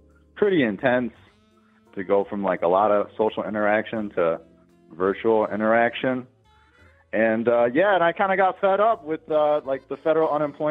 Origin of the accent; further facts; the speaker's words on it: Midwest, United States; I'm like from the Midwest